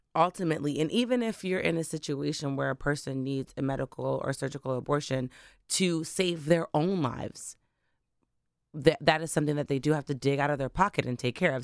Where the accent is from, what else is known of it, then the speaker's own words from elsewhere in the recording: Delaware, United States; also born or lived in Bermuda; I am not actually a Delaware native, um, but I grew up in Delaware. Um, I was originally born in Bermuda